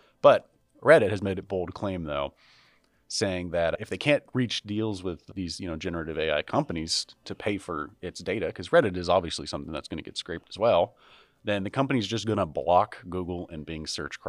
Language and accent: English; Ohio, United States; I am somebody from Ohio.